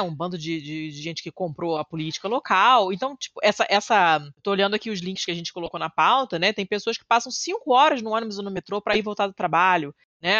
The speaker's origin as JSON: {"language": "Portuguese", "region": "Rio de Janeiro", "country": "Brazil", "said": "na Zona Sul, que é de onde eu vim, como eu falei, eu sou muito privilegiada"}